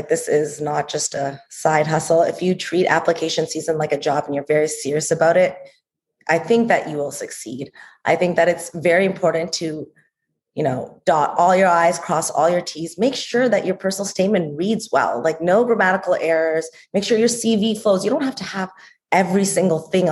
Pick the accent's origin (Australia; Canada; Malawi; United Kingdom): Canada; Toronto, Ontario; accent: Canadian; moved away; I'm also from Toronto, Canada.